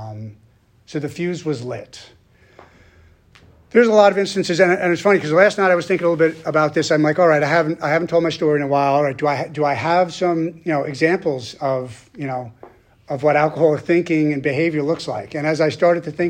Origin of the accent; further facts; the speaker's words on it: Long Island, New York, United States; moved away; I'm originally from Long Island, New York